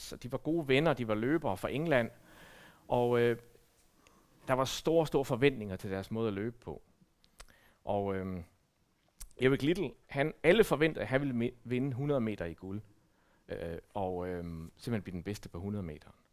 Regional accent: Denmark

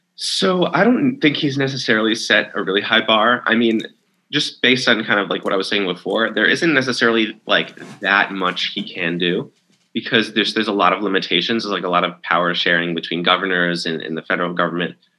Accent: New York, United States; moved away; my home state is New York

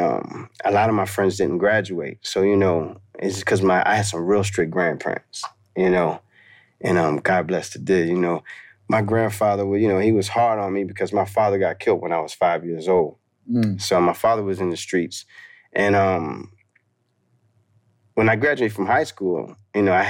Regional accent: Maryland, United States; also born or lived in Baltimore / Washington, D.C.; I grew up in Maryland Eastern Shore

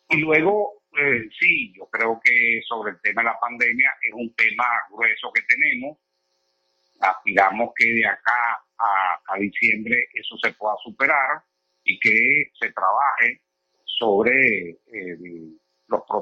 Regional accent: Venezuela

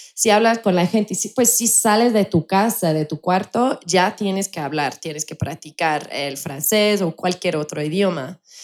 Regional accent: United Kingdom; Spanish is a second language; also born or lived in Colombia; now in Mexico; soy británica

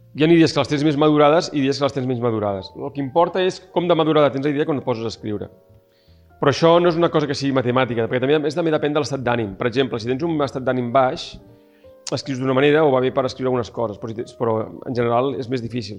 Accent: Barcelona, Catalonia, Spain; moved away as an adult; now in El Masnou, Spain; és el meu barri, és on he crescut

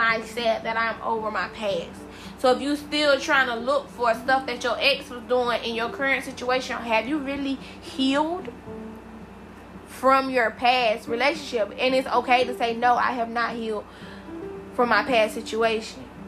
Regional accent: South Carolina, United States; I'm from South Carolina. My mom is from South Carolina

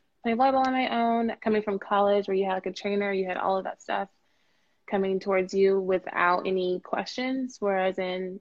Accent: Atlanta, Georgia, United States; I'm from Atlanta, Georgia.

